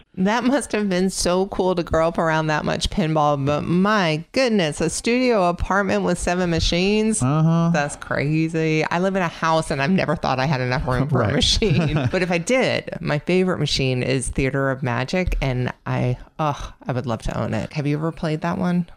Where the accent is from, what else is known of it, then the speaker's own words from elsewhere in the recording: New Jersey, United States; now in Atlanta, United States; I grew up in Jersey